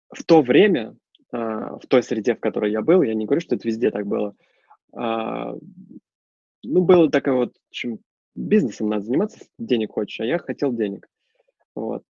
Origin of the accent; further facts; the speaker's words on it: Russia; moved away as an adult; now in Germany; я из России